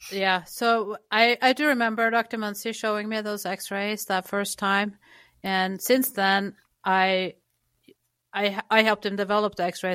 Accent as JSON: {"language": "English", "country": "Norway", "tie": "born or raised there", "moved": "yes", "said": "I grew up in Norway"}